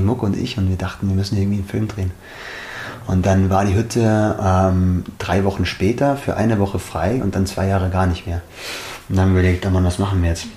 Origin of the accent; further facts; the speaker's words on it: Schliersee, Bavaria, Germany; Bin im Schliersee aufgewachsen